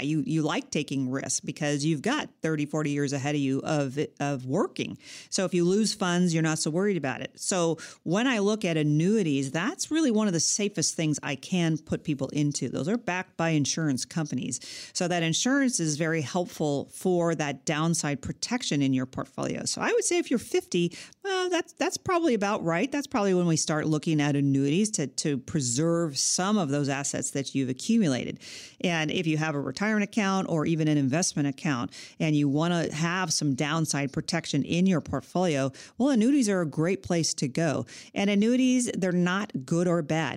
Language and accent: English; California, United States; I'm a Californian, and I've lived in California all my life as well